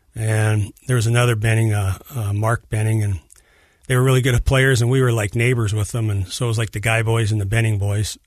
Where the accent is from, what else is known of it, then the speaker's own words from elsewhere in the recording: Edmonton, Alberta, Canada; I'm from Edmonton, Alberta, up in Canada